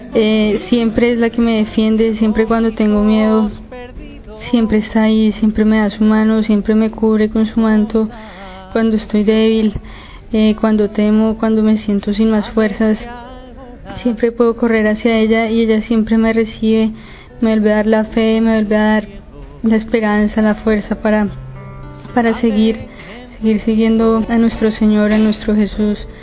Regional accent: Colombia; tengo 18 años y soy de Colombia.

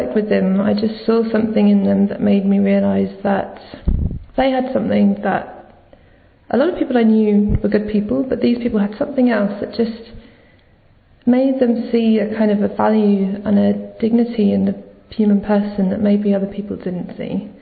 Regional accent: London, United Kingdom; I'm 29, I'm from London

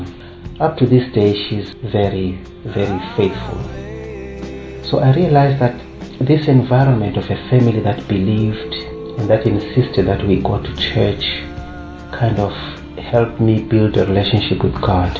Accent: Zimbabwe; I come from Zimbabwe

